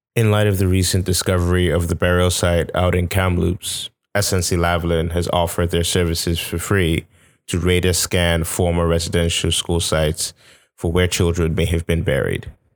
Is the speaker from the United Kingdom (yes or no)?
no; Nigeria; now in Canada; I'm this Nigerian guy trying to make a life out in Canada.